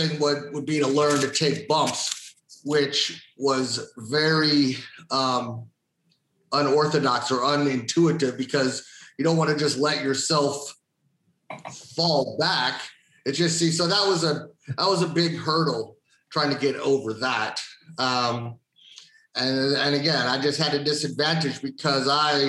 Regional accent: Tampa, Florida, United States; also born or lived in Chicago, Illinois; I'm here in Tampa, Florida, and I'm from Chicago, but I grew up down here since I was five.

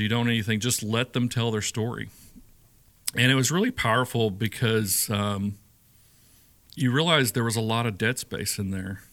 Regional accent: Shreveport, Louisiana, United States; moved away as an adult; also born or lived in Sedalia, Missouri / Warrensburg, Missouri; now in Nashville, United States; growing up in Shreveport

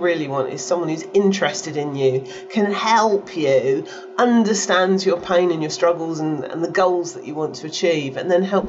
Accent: United Kingdom; I'm a Brit

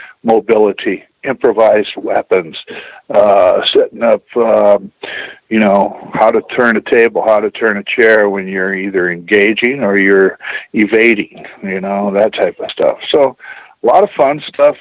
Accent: Tacoma, Washington, United States; I'm from Tacoma, Washington

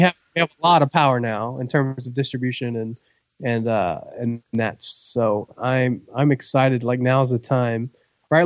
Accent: Virginia Beach, Virginia, United States; now in Georgia, United States; I'm from Virginia Beach

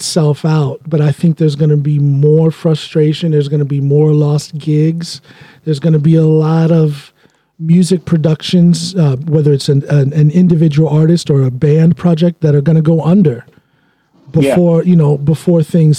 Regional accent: United States; moved away as an adult; now in Norway; an American living outside of the shores of America

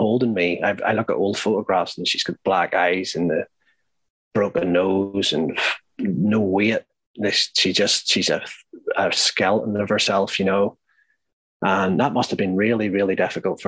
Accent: Northern Ireland, United Kingdom; growing up in Northern Ireland, like, they were all Catholic, but my father was Protestant

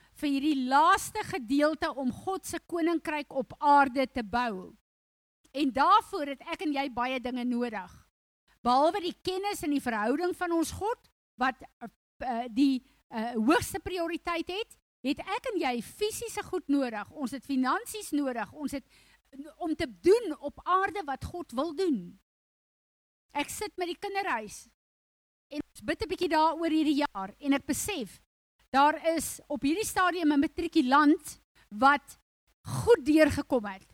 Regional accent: South Africa; first language Afrikaans; Ek is 'n Afrikaner Ek is trots daarop. Dis vir my lekker. My taal is vir my lekker

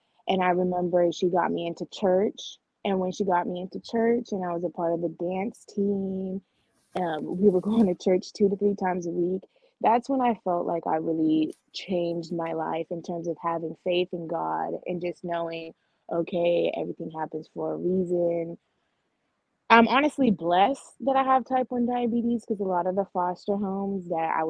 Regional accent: Oakland, California, United States; also born or lived in Bakersfield; So I was born in Bakersfield. And long story short, due to being in foster care, I've lived up and down all of California, but I would say I spent a majority of my time in Oakland, California.

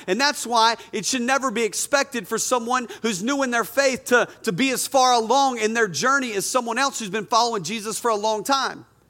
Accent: North Carolina, United States; I grew up in North Carolina

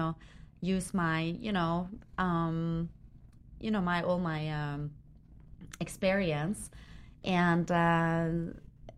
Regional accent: Norway; moved away as an adult; now in United States; I came all the way from Norway.

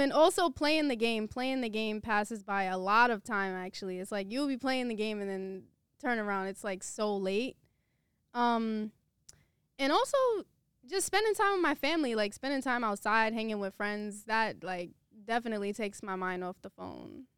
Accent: New York City, New York, United States; also born or lived in Queens; I'm from Brooklyn.

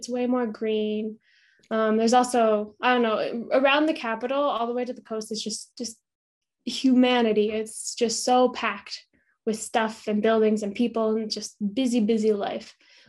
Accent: Casper, Wyoming, United States; also born or lived in Colombia / Germany / Tanzania; now in Salt Lake City, United States; I'm currently based in Salt Lake City, Utah. I grew up in Casper, Wyoming, so not too far from here

